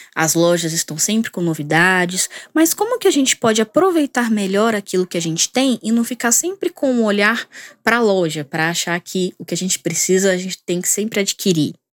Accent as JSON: {"language": "Portuguese", "region": "interior of São Paulo", "country": "Brazil", "said": "eu sou aqui do interior de São Paulo"}